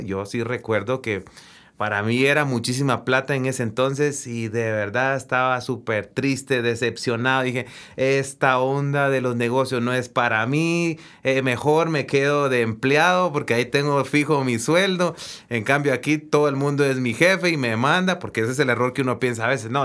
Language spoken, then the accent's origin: Spanish; Guatemala; De Guatemala